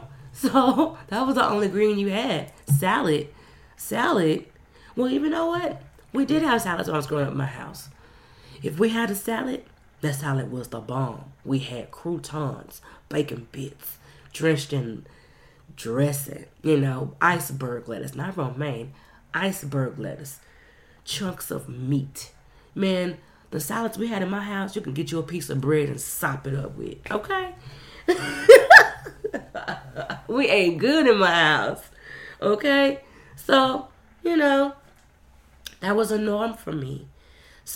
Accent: the South, United States; growing up in the South

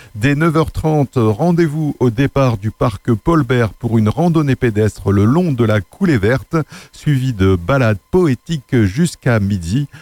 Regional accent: Nord, Hauts-de-France, France; moved away; originaire de Lille, dans le Nord, ma région natale

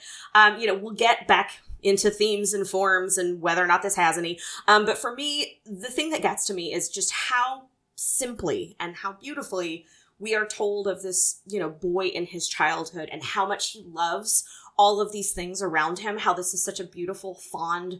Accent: the South, United States; moved away; growing up in the South

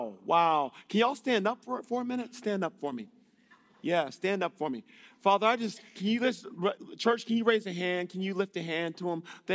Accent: Illinois, United States; I'm from Illinois in the States.

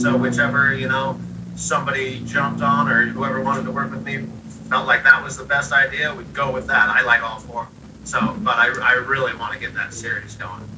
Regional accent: Seattle, Washington, United States; growing up in Seattle

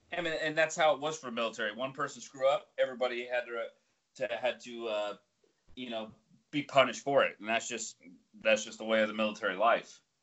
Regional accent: Colorado, United States; moved away; I'm from Colorado

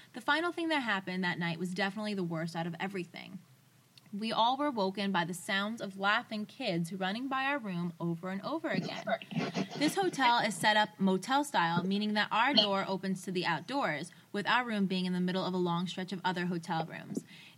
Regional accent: Woburn, Massachusetts, United States; I grew up in Woburn, Massachusetts, in a house where my grandmother lived with us in her own in-law apartment in the basement.

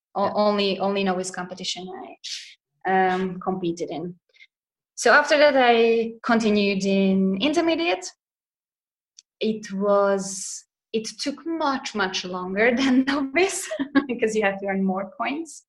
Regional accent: Hungary; moved away as an adult; now in Zurich, Switzerland; I'm originally from Hungary. I lived there till I was about 25.

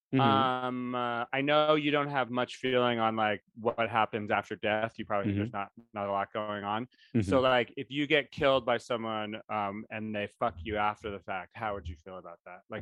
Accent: New England, United States; we don't have catfish in New England.

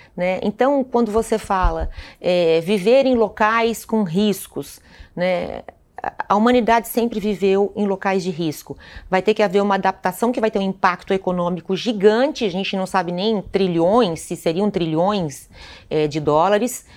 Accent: Santa Catarina, Brazil; moved away; Eu sou de Santa Catarina, é, é o estado mais suscetível a catástrofes climáticas do Brasil hoje

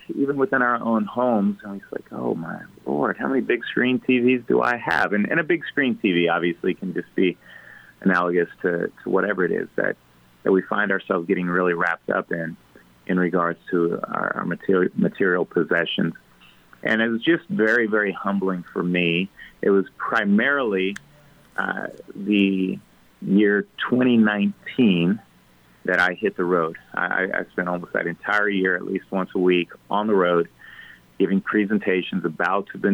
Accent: Ellis County, Kansas, United States; I'm a German from Ellis County

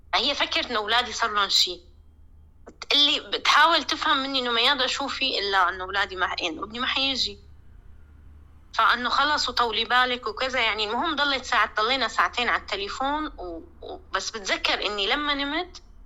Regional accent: Damascus, Damascus Governorate, Syria; moved away as an adult; also born or lived in Lebanon; now in Malmö, Sweden; من دمشق

